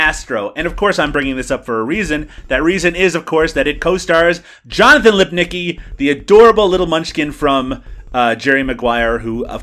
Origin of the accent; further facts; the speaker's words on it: Newfoundland and Labrador, Canada; moved away; I grew up in Newfoundland, where even our city isn't really a city.